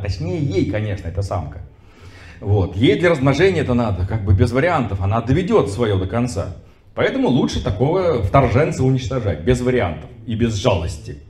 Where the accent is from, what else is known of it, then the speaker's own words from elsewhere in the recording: Astrakhan, Astrakhan Oblast, Russia; в той же Астрахани, например, откуда я родом